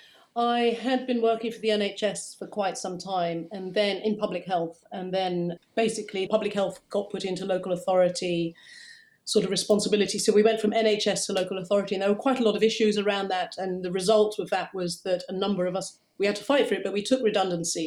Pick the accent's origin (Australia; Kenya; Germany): Kenya; also born or lived in Hackney, London; now in London, United Kingdom; I see myself as a Kenyan, because that's where I'm from